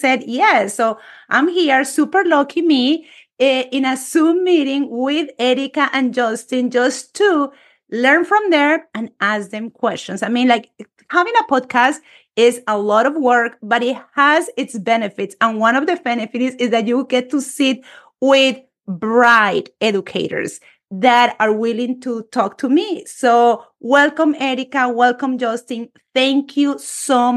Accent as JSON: {"language": "English", "country": "Colombia", "tie": "born or raised there", "second_language": "English", "moved": "yes", "said": "a Spanish teacher born and raised in Colombia"}